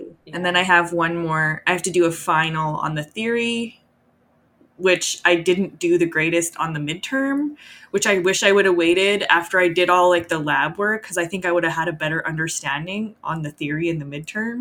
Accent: Edmonton, Alberta, Canada; I grew up in Edmonton

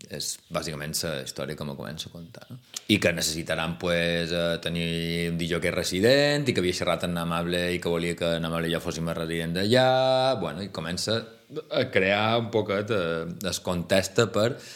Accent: Majorca, Balearic Islands, Spain; moved away as an adult; now in Vic, Spain; som mallorquí

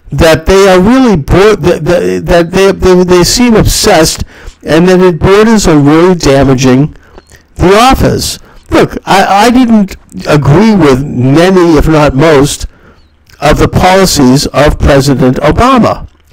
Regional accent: United States; I feel proud as an American citizen and as a Jew to um, uh, for this day when, when my country, the United States

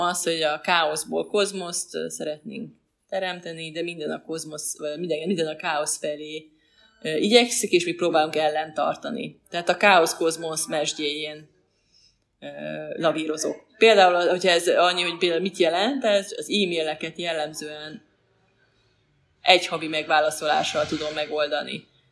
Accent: Veszprém, Veszprém County, Hungary; also born or lived in Balatonfüred / Pécs; now in Budapest, Hungary; Veszprémi vagyok, és Balatonfüredre jártam középiskolába

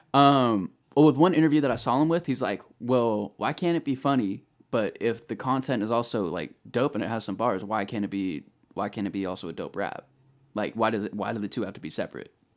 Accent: Bay Area, California, United States; moved away as an adult; now in Sacramento, United States; I'm originally from the Bay Area, uh, moved up here to Sacramento about three, four years ago

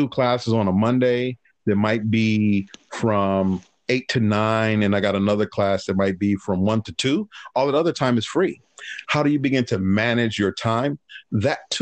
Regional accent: Los Angeles, California, United States; also born or lived in Berkeley, California; growing up in Harbor City

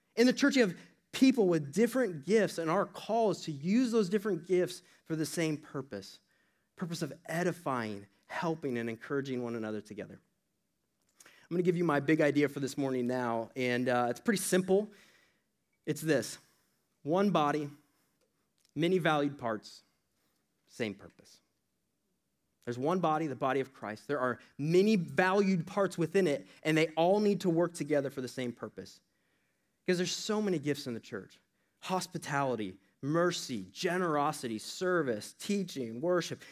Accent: Iowa, United States; that's my home state.

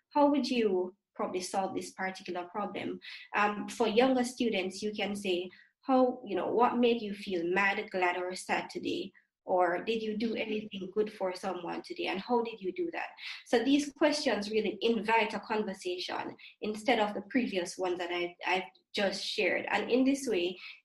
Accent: Jamaica; growing up in the Caribbean, I'm not sure, in Jamaica specifically

